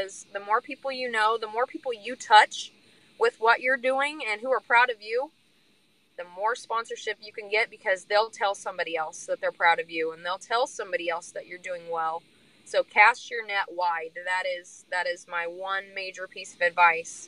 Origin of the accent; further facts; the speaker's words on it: Illinois, United States; now in Burlington, United States; I grew up in Illinois, so I also have that network in Illinois